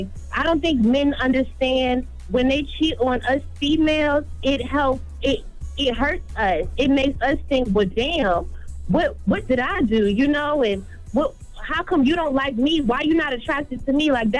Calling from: Norfolk, Virginia, United States; I'm calling from Norfolk, Virginia.

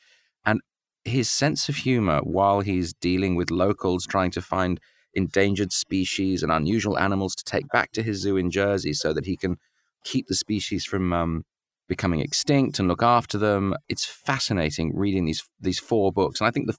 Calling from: Sydney, New South Wales, Australia; I'm in Sydney, yes, with this lovely smell of smoke this morning from the bushfires, which are still raging, unfortunately, and it's pretty tragic.

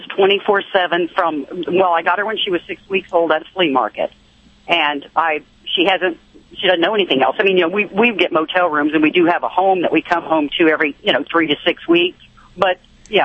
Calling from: Florida, United States; I'm in Florida today.

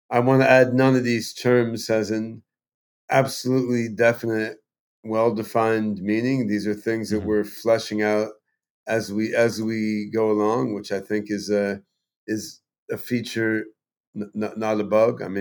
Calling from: Vashon Island, Washington, United States; I'm on Vashon Island uh, off the coast

